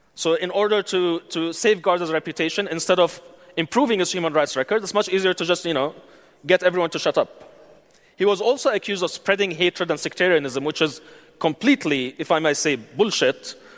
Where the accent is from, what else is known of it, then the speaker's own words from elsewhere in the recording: United Arab Emirates; moved away as an adult; I grew up in the United Arab Emirates. I lived in the United Arab Emirates all my life, 36 and a half years, until three years ago when I was uh, summarily expelled.